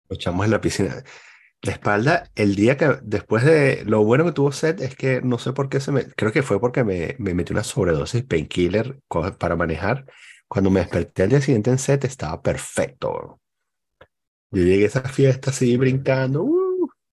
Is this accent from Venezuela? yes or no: yes; El Cafetal, Miranda, Venezuela; moved away; Yo crecí en el Cafetal